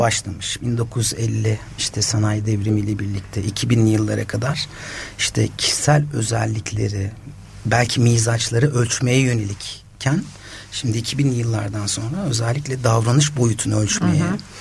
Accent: Osmaniye, Turkey; ben de Osmaniyeliyim

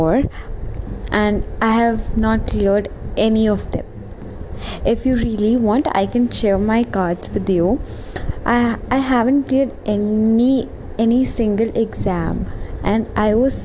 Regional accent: India; being an Indian, I pray and I'm really a very spiritual person

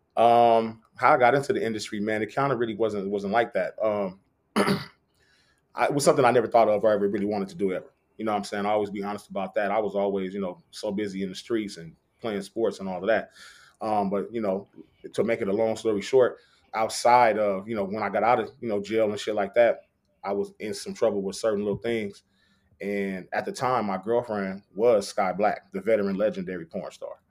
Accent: Long Beach, California, United States; I'm from Long Beach.

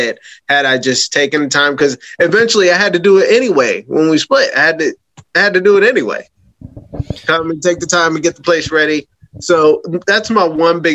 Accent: Pittsburgh, Pennsylvania, United States; now in Delaware, United States; I'm from Pittsburgh, so I'm landlocked.

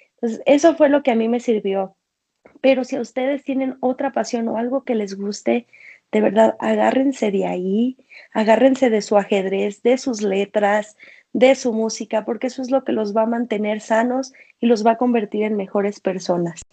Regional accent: Culiacán, Sinaloa, Mexico; also born or lived in Mexico City; Yo soy de Culiacán, Sinaloa, pero en este momento estoy en la Ciudad de México

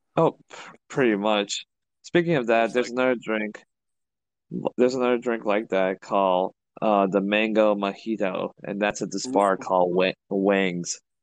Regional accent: Chicago, Illinois, United States; I'm from Chicago

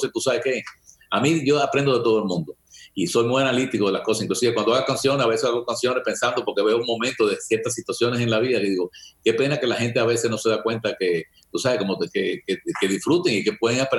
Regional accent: Cuba; now in United States; oye, yo tenía, cuando llegué de Cuba, yo no tenía un cinto, no tuve que durante un año.

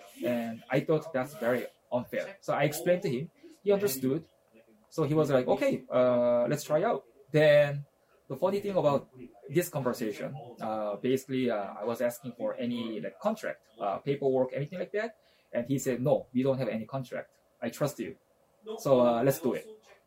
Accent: Kyoto, Japan; first language Japanese; English is a second language; also born or lived in Korea; now in Edmonton, Canada; my hometown and his hometown, we actually from same city, which is Kyoto. And I used to live in Kyoto for 13 years too

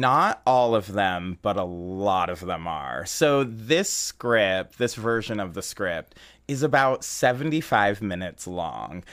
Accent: San Jose, California, United States; now in Chicago, United States; I'm actually originally from San Jose, California

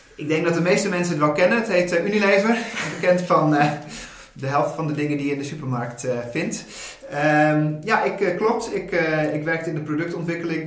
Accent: Dokkum, Friesland, Netherlands; also born or lived in Groningen; now in Rotterdam, Netherlands; ik ben geboren en getogen in Dokkum, Friesland

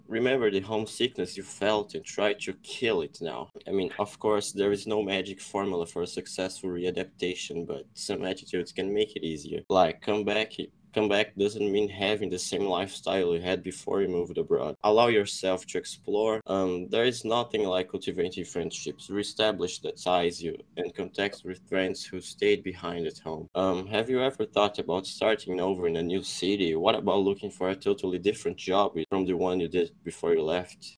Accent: São José dos Campos, São Paulo, Brazil; I am from Brazil. I'm from São Paulo, São José dos Campos.

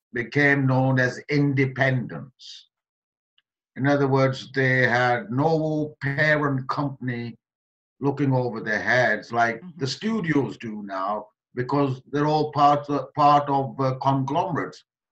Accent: Halifax, Yorkshire and the Humber, United Kingdom; born or raised there; also born or lived in Kenya / Pakistan / London

